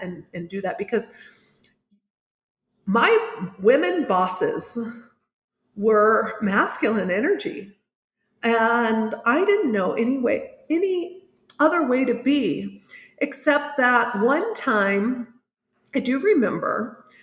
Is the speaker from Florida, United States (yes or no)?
no; Indianapolis, Indiana, United States; moved away as an adult; now in San Miguel de Allende, Mexico; I'm originally from Indianapolis, Indiana, although I live in San Miguel de Allende in central Mexico